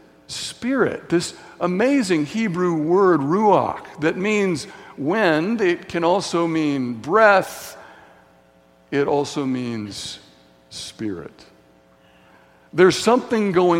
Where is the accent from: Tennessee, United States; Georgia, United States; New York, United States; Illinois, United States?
Tennessee, United States; Signal Mountain; growing up in Signal Mountain, Tennessee, on the playground in Signal Mountain Elementary School